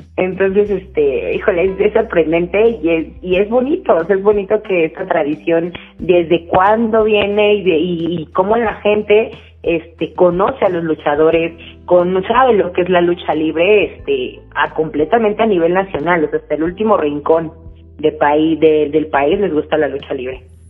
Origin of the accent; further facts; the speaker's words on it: Mexico; nosotros mismos como mexicanos